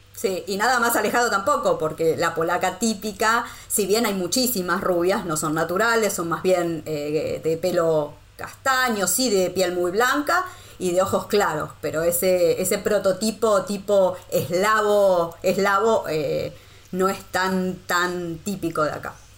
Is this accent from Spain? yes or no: no; Argentina; moved away as an adult; also born or lived in Costa Rica / Rome, Italy; now in Wrocław, Poland; yo salí de Argentina en el 2012